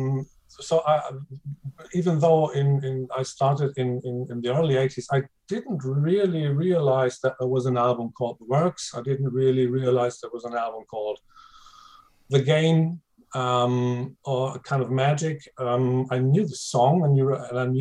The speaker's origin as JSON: {"language": "English", "country": "Germany", "second_language": "English", "said": "I am German"}